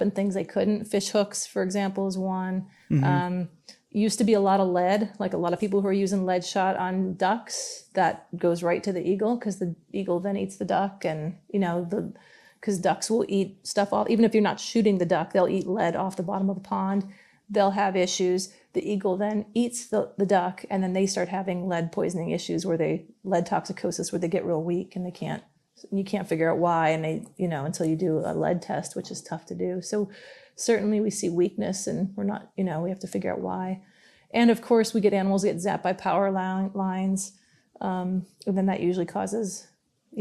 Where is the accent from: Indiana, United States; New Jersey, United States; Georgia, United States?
Indiana, United States; now in Yukon, Canada; I grew up in Indiana, you know, not Alaska, nowhere wild